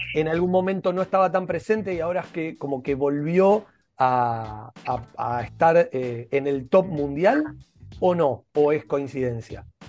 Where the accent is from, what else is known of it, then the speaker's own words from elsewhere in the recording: Argentina; como argentinos